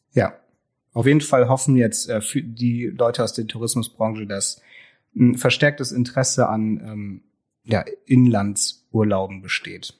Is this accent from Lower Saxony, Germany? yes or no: yes; Brummerförde, Lower Saxony, Germany; ich komme eigentlich ursprünglich aus Brummerförde